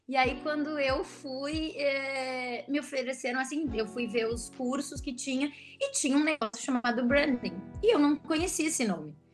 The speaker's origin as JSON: {"language": "Portuguese", "town": "Porto Alegre", "region": "Rio Grande do Sul", "country": "Brazil", "accent": "gaúcho", "said": "pelo meu sotaque, vocês vão ver que eu sou de Porto Alegre. sou gaúcha."}